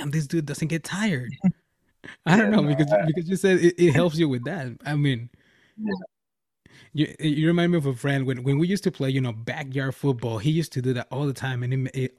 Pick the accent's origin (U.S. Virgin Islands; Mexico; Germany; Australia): Mexico; now in California, United States; I'm from Mexico